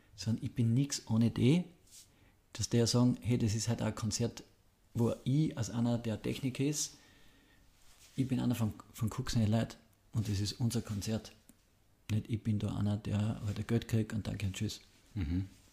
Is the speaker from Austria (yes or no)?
yes; home town near Graz, Styria, Austria; mit dem Fußballtrainer aus Graz zum Fußballtraining in meinen Heimatort gefahren, habe quasi 200, 300 Meter neben meinem Heimathaus Fußball trainiert